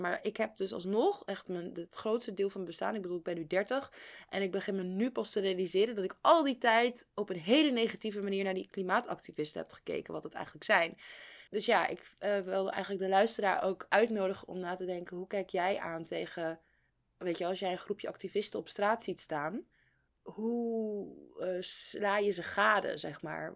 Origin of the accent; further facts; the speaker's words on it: Netherlands; als Nederlander